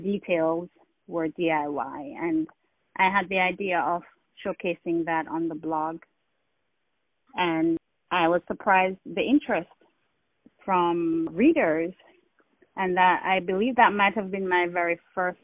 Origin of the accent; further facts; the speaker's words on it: Jamaica; I'm Jamaican. I grew up in Jamaica.